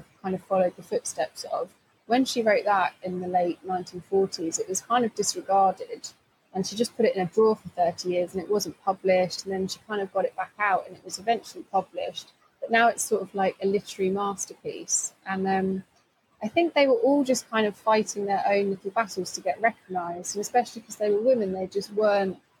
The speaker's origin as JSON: {"language": "English", "area": "Essex", "region": "East of England", "country": "United Kingdom", "tie": "born or raised there", "said": "a girl growing up in Essex"}